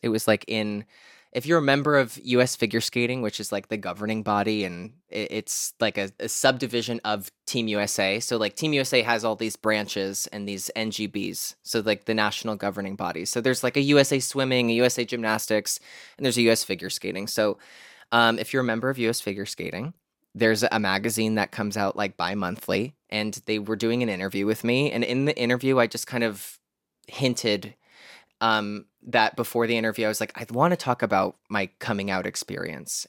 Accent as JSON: {"language": "English", "town": "Scranton", "region": "Pennsylvania", "country": "United States", "moved": "yes", "lives_now": "California, United States", "said": "I live in California now, but, um, I'm originally from Scranton, Pennsylvania"}